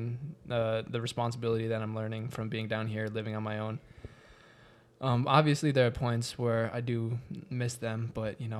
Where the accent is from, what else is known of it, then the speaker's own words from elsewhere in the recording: Owatonna, Minnesota, United States; moved away as an adult; now in Evans, United States; my hometown of Owatonna